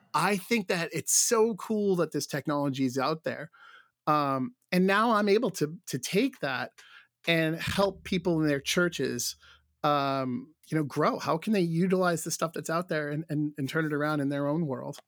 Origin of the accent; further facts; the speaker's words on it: Rhode Island, United States; where I grew up here in Rhode Island